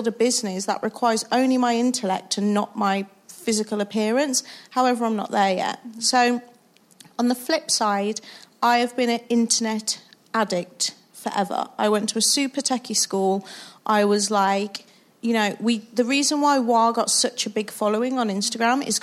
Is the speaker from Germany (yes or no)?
no; Wolverhampton, West Midlands, United Kingdom; I'm from Wolverhampton